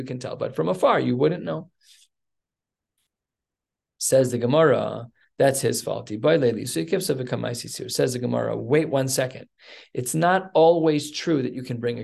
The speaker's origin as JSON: {"language": "English", "town": "Evanston", "region": "Illinois", "country": "United States", "tie": "born or raised there", "said": "I was born in Evanston Hospital"}